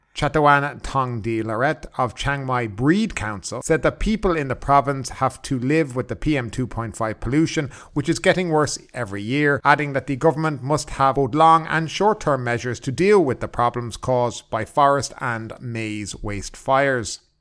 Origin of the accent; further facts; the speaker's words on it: Ireland; now in Thailand; I'm from Ireland